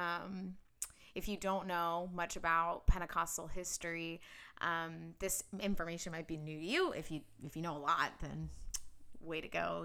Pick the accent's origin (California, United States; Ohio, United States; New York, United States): Ohio, United States; Cincinnati; now in Kansas City, United States; I grew up in Cincinnati, Ohio